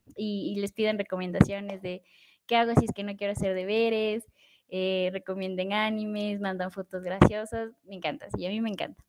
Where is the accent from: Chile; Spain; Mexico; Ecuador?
Ecuador; soy ecuatoriana